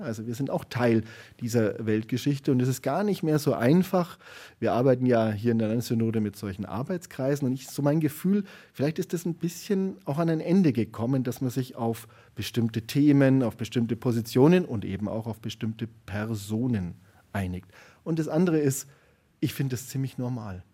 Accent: Garmisch-Partenkirchen, Bavaria, Germany; moved away; also born or lived in Nuremberg; ich bin ja da in, in Garmisch-Partenkirchen aufgewachsen.

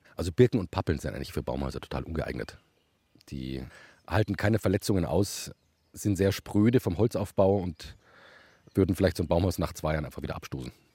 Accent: Munich, Bavaria, Germany; ich war tatsächlich bei München aufgewachsen

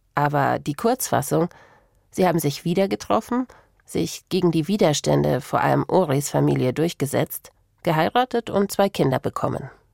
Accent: Regensburg, Bavaria, Germany; ich bin in Regensburg aufgewachsen

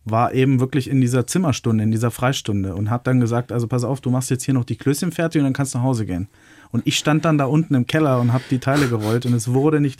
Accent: Lower Saxony, Germany; ich bin ja gebürtiger Niedersachse

